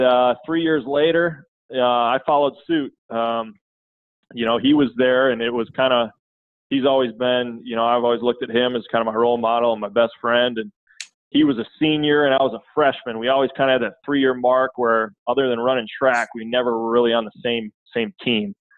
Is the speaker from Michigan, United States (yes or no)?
no; Redwood Falls, Minnesota, United States; moved away; I grew up in in Redwood Falls, Minnesota, uh, small town, 5,000, 5,500 people, southwestern Minnesota